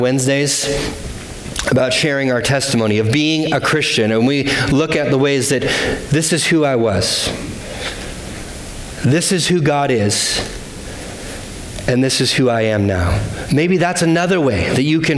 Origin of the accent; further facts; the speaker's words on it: United States; as American